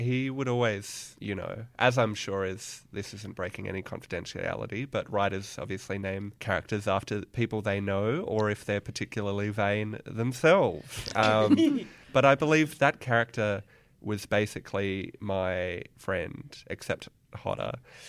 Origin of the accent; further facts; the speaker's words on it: Perth, Western Australia, Australia; I am. I'm from Perth.